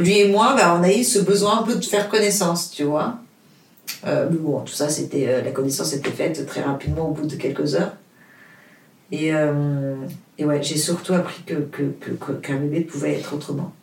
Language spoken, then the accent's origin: French; Portugal; French is a second language; moved away; also born or lived in Luxembourg / Paris; le français, c'est pas ma langue maternelle. Euh, je suis portugaise, j'habite au Luxembourg, ça fait 12 euh, ans que j'habite à Paris.